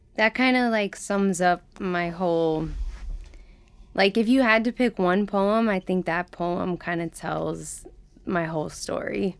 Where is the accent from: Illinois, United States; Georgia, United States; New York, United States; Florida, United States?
Georgia, United States; Atlanta; moved away; I grew up in Atlanta, Georgia, in the deep South